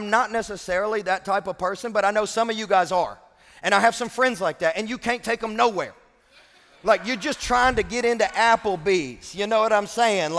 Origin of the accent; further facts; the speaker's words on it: Kentucky, United States; I'm from Kentucky